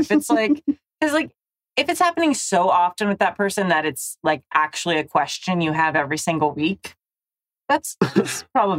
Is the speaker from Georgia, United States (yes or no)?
no; Southern California, United States; I'm from Southern California.